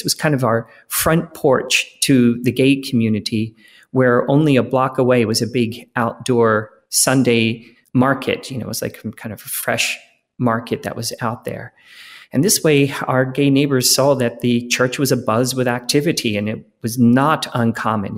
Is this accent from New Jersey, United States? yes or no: no; Philadelphia, Pennsylvania, United States; I grew up in Philadelphia in the nineteen seventies and eighties